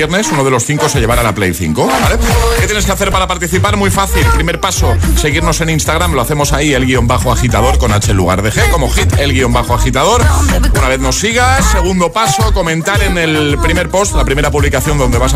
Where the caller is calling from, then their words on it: Granada, Andalusia, Spain; buenos días, agitadores. Soy … de Granada.